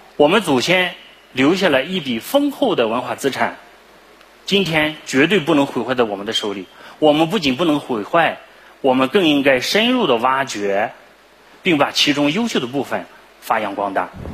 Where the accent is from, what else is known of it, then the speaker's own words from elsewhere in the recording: Shandong, China; moved away as an adult; now in Lanzhou, China; 我是山东人，来兰州大学求学，在兰州大学工作，至今已经二十年了